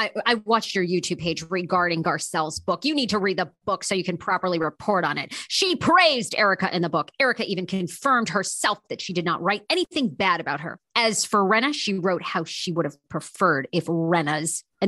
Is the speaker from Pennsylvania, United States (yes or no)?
no; Maine, United States; I grew up in Maine, so nobody had any of that stuff.